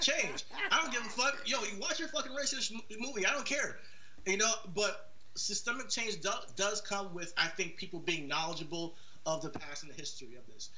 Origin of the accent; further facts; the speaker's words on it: United States; as an American